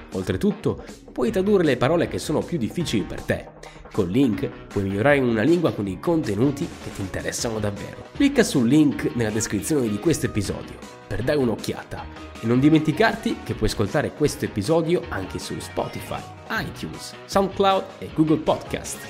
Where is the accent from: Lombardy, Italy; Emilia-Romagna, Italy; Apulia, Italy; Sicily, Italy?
Sicily, Italy; Io sono siciliano